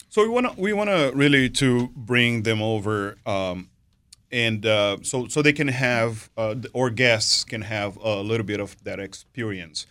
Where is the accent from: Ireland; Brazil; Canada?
Brazil; moved away as an adult; now in United States; I'm born and raised in Brazil. Um, been here to, in the U S since two thousand and seven.